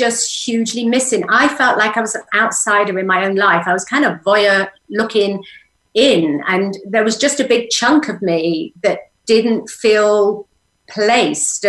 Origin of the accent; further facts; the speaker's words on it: England, United Kingdom; moved away as an adult; now in Sedona, United States; I had to let go of England to settle in here